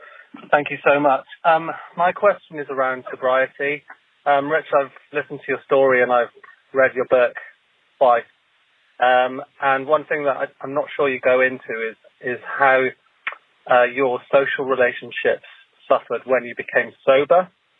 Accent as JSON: {"language": "English", "region": "London", "country": "United Kingdom"}